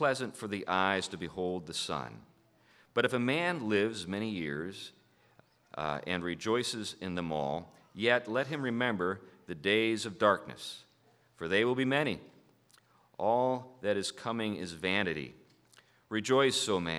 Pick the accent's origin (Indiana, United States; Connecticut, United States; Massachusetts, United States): Connecticut, United States; Hartford; I am from Hartford